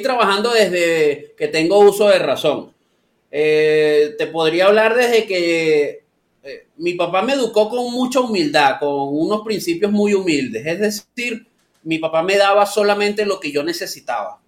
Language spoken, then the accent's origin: Spanish; San Antonio de los Altos, Miranda, Venezuela; moved away as an adult; also born or lived in Caracas, Venezuela; now in Lima, Peru; soy específicamente de San Antonio de los Altos. Eso es el estado Miranda.